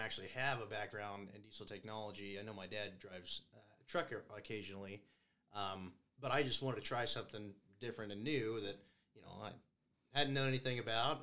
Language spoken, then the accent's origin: English; Scott City, Kansas, United States; now in Goodland, United States; I'm originally from Scott City.